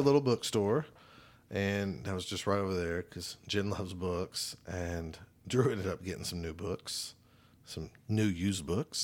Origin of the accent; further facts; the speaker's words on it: Choctaw, Oklahoma, United States; I'm from Choctaw